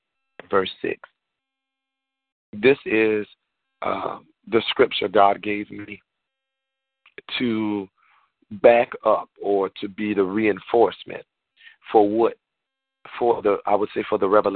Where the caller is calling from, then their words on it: Georgia, United States; I know that I'm calling from Georgia, so to many of you, I might have a slightly different accent